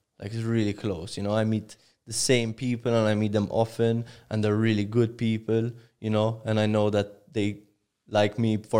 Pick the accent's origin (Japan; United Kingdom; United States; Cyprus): Cyprus; I'm from Cyprus.